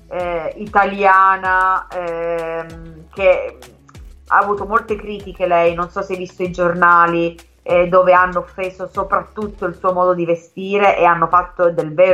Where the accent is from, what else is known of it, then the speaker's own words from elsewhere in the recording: Calabria, Italy; Esatto, essendo calabrese parliamo un pochettino